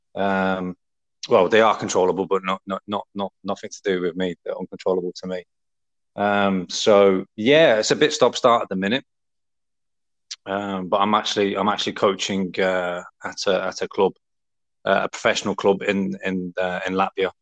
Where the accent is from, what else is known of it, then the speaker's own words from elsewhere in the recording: Essex, East of England, United Kingdom; also born or lived in Liverpool; I spent most of my growing up uh, in Essex